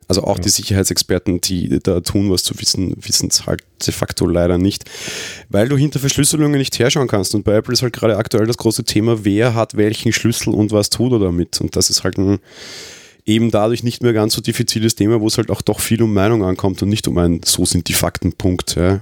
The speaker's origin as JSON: {"language": "German", "region": "Vienna", "country": "Austria", "said": "Als Österreicher"}